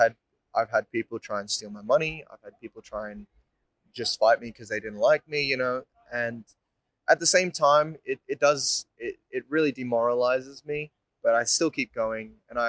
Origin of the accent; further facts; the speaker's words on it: Indonesia; now in Melbourne, Australia; I'm 25 years old, I'm from Indonesia. And I'm a singer-songwriter based in Melbourne now.